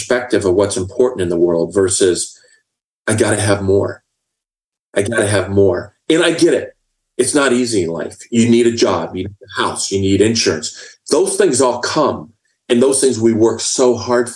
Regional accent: Indiana, United States; now in Texas, United States; as a young child growing up in Indiana

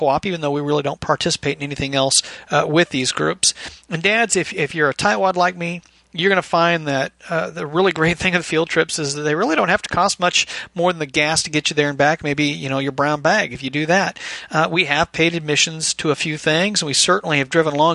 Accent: Bellevue, Washington, United States; moved away as an adult; now in Kentucky, United States; I was raised primarily in Bellevue, Washington, I guess from the age of like 2 to 16

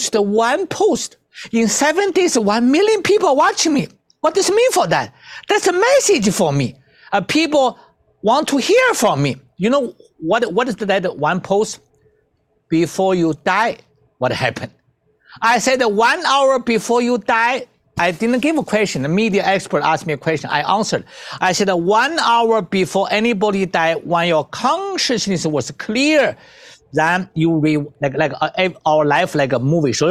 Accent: China; I come from China.

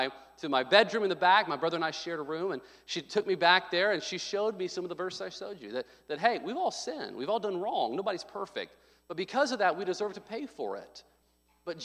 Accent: Little Rock, Arkansas, United States; I was born in Little Rock, Arkansas, 1984, July 6, 1984.

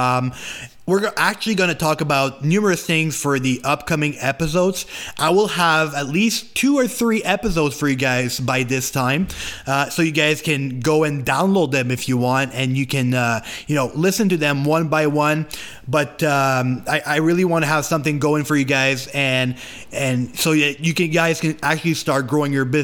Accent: Canada; English is a second language; I am French Canadian, so I'm trying to talk English the best that I can

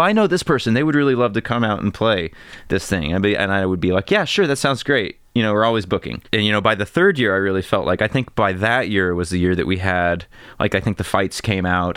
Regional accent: Monticello, United States; I grew up in Monticello

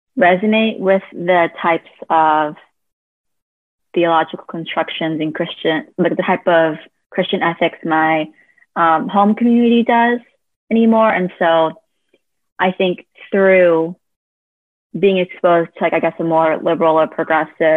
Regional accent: California, United States; also born or lived in South Korea; I was adopted from South Korea and raised in the US, specifically California

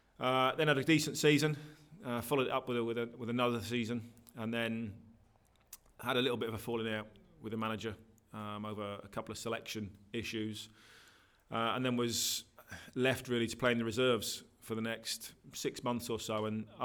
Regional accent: Norwich, East of England, United Kingdom; I was 11 years old. I was at Norwich at the time, living in Norwich. That's my hometown.

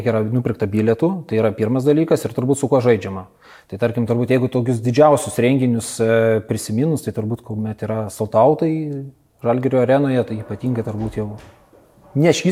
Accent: Kaunas, Kaunas County, Lithuania; aš pats esu kaunietis

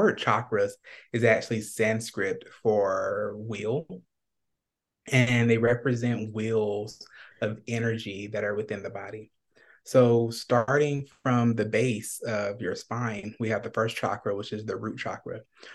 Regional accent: Atlanta, Georgia, United States; now in Phoenix, United States; I'm originally from Atlanta, Georgia, and I'm currently in Phoenix

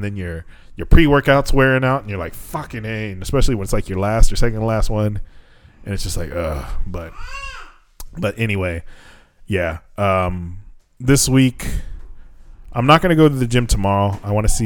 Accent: United States; now in Japan; from America

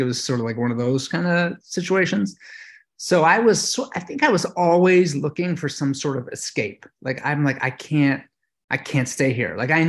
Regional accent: Baltimore, Maryland, United States; So I grew up in Baltimore. So Baltimore, Maryland, which is kind of a rough place to grow up.

